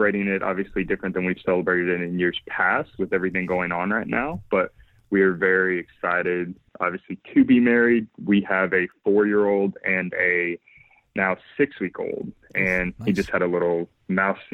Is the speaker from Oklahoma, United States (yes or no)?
yes; Oklahoma City, Oklahoma, United States; Born and raised in Oklahoma, Oklahoma City area